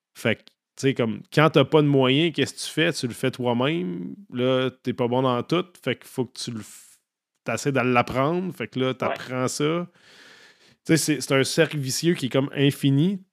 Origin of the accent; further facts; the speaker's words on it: Saint-Augustin-de-Desmaures, Quebec, Canada; j'ai grandi à Saint-Augustin, en banlieue de Québec